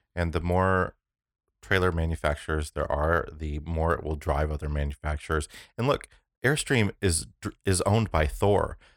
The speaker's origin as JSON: {"language": "English", "country": "United States", "tie": "born or raised there", "said": "I'm originally from an area called the Quad Cities"}